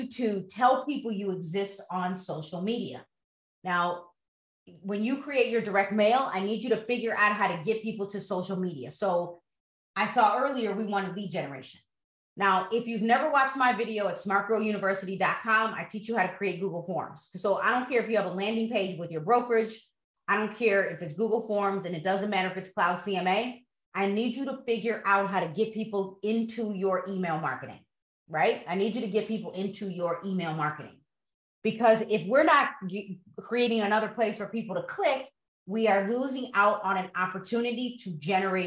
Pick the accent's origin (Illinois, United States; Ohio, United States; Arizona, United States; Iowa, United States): Illinois, United States; Broadview; also born or lived in DuPage County, Illinois; I grew up in Broadview